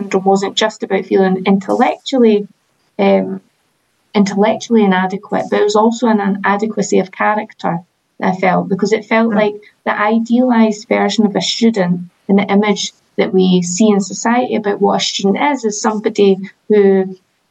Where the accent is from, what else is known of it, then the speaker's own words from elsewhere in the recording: Edinburgh, Scotland, United Kingdom; I'm from Edinburgh, I lived in Edinburgh life